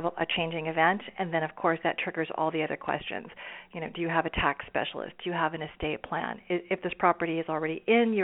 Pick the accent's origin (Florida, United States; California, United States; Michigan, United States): California, United States; Silicon Valley, Northern; I grew up in Northern California in Silicon Valley